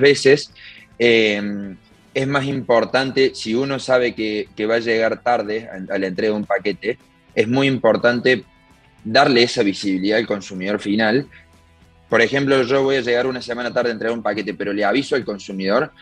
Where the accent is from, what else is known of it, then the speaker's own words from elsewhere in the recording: Córdoba, Argentina; somos tres socios de Córdoba, Argentina, una, una ciudad en el centro del país.